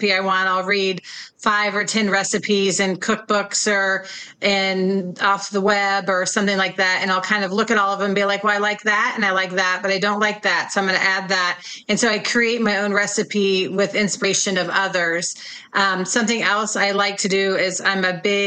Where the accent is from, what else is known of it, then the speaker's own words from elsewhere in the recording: Kansas City, Missouri, United States; moved away as an adult; also born or lived in Bay Area, California; I grew up in Kansas City, and when I was 22 years old, I moved to the Bay Area